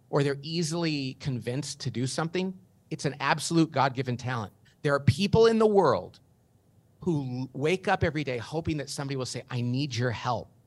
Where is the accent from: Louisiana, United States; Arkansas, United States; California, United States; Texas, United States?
California, United States; Bakersfield; I grew up in Bakersfield, California, not a very sophisticated place